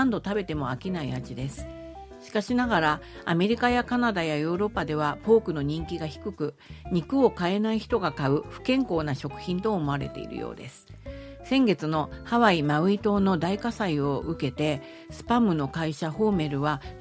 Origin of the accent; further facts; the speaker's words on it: South Korea; Japanese is a second language; え私韓国人スパム好きだからそれで開